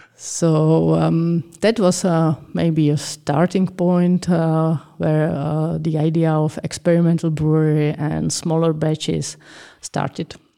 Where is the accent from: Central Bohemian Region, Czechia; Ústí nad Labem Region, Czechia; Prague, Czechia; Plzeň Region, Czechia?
Plzeň Region, Czechia; Plzeň; I was born in Pilsen